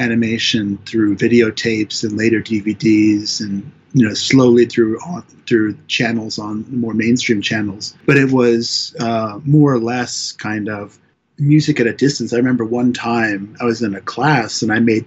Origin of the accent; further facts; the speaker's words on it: Alaska, United States; I'm from Alaska